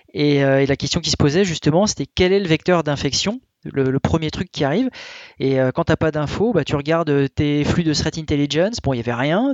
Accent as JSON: {"language": "French", "country": "France", "said": "chez nous en France"}